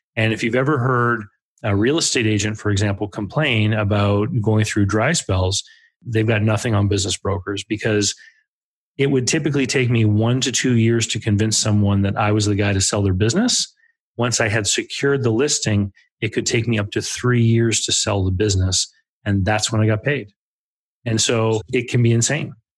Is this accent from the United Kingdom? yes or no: no; Canada; Growing up in Canada